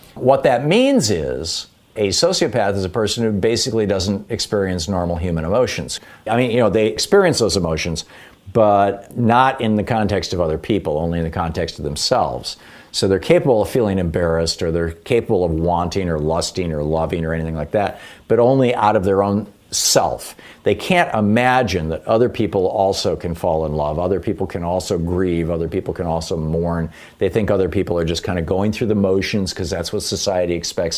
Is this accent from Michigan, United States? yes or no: yes; Michigan, United States; moved away as an adult; also born or lived in Atlanta, Georgia; I grew up in Michigan